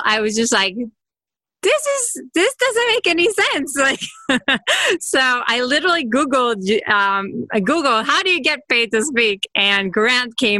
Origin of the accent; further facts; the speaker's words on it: Israel; now in California, United States; I'm from Israel, but I'm in California now.